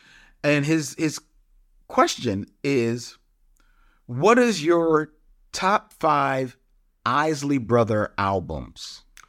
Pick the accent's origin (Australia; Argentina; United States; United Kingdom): United States; Atlanta, Georgia; I say this with a caveat that I'm from Atlanta.